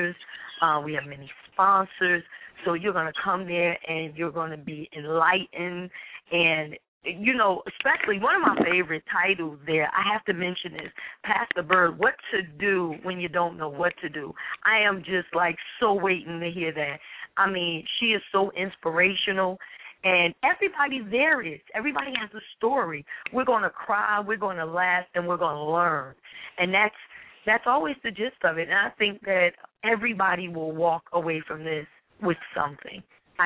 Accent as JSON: {"language": "English", "town": "Newark", "region": "New Jersey", "country": "United States", "tie": "born or raised there"}